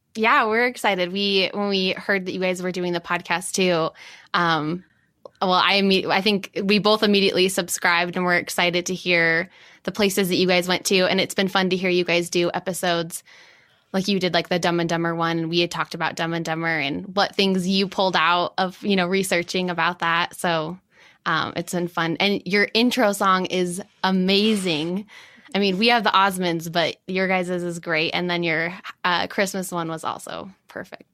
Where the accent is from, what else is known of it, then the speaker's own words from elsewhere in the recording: Farmington, Utah, United States; also born or lived in New York; I grew up in Farmington and now I'm in Salt Lake